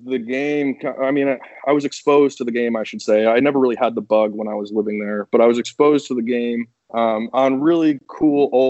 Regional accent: Newtown, Connecticut, United States; moved away as an adult; also born or lived in Florida; Newtown's such a good place. It's such a great place to grow up.

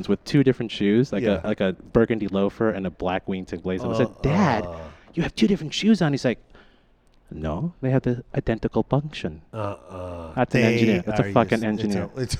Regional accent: Philippines; we're Filipino kids

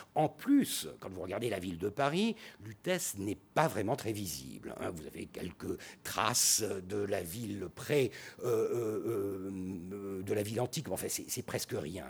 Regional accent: Turkey

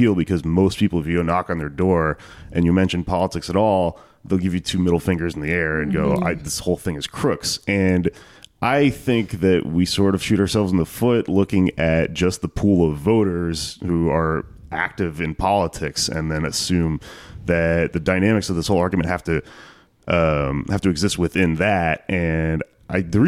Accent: Texas, United States; moved away; I come from Texas where you're surrounded by Republicans all the time

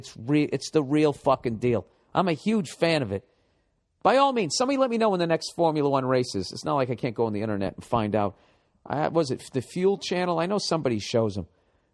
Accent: Birmingham, West Midlands, United Kingdom; By the way, I'm from Birmingham, England, and I support Aston Villa.

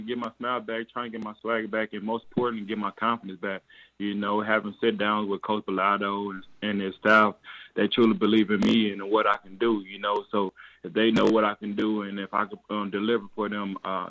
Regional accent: Jonesboro, Arkansas, United States; I'm blessed to be back in the city of Jonesboro and my hometown

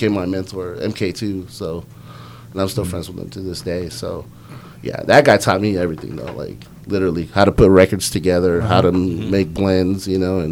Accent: Hayward, California, United States; I'm from Hayward, California. I'm south of Oakland. I'm in the East Bay

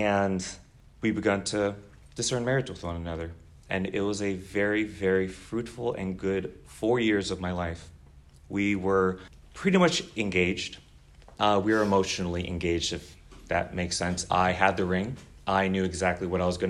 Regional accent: Southern California, United States; moved away as an adult; also born or lived in Seattle, United States; now in Chicago, United States; Born and raised in Southern California, just one of many SoCal guys that are just raiding the Midwest

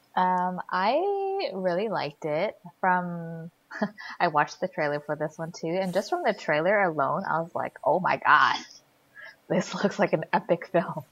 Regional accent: Sacramento, California, United States; growing up in Sacramento

